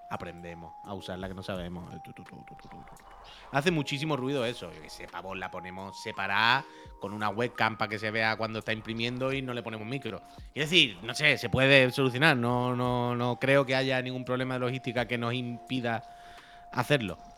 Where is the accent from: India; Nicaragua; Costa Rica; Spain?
Spain; Valladolid, Castile and León; De Valladolid.